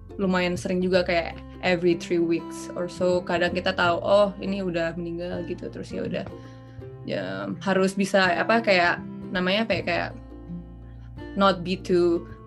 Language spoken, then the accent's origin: Indonesian; Indonesia; moved away as an adult; aku kan dari Indonesia